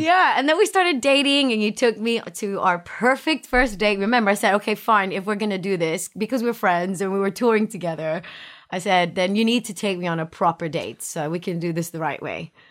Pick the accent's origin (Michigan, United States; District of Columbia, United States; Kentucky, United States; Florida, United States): Florida, United States; Miami; moved away; I grew up in Miami, so I grew up in the city, big city, my whole life